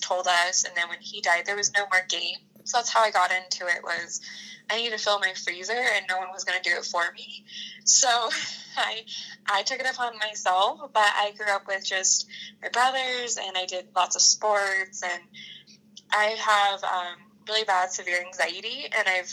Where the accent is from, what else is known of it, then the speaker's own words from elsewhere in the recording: Washington, United States; also born or lived in Idaho; So I grew up in Washington and Idaho. So I spent school years in Washington, summers in Idaho